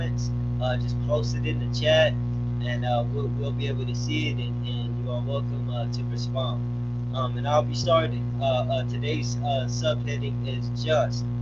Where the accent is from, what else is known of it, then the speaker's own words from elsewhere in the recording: California, United States; now in Las Vegas, United States; I'm from No Compromise Ministries of Deliverance, California, born and raised. But live in Vegas, Las Vegas, Nevada